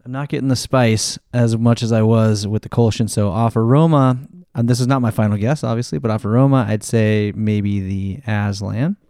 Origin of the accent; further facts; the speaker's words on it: Longview, Washington, United States; moved away; Ashtown Brewing from my, my hometown brewery